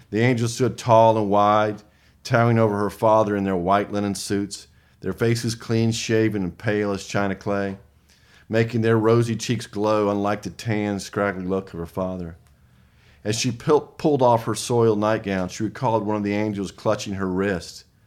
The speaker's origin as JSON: {"language": "English", "region": "the South", "country": "United States", "accent": "Southern"}